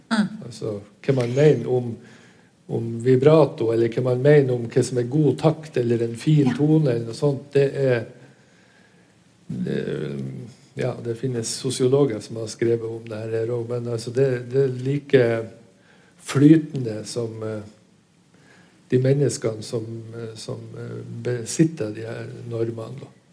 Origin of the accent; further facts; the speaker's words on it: Northern Norway, Norway; vi er fra Nord-Norge